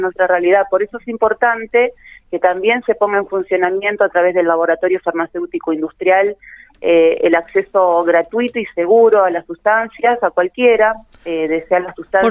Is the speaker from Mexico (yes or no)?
no; Santa Fe, Argentina; nosotros como, como santafesinos